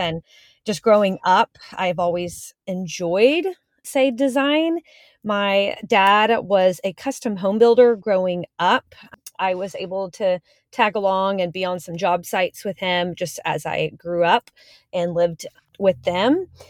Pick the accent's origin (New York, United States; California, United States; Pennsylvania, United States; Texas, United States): Texas, United States; Houston; I live in Houston, Texas, born and raised in Houston. I grew up on the north side of Houston